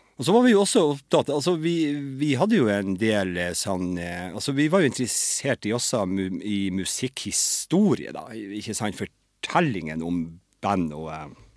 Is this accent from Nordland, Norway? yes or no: yes; Lødingen, Nordland, Norway; also born or lived in Trondheim; now in Bodø, Norway; som også er fra Lødingen, der jeg er fra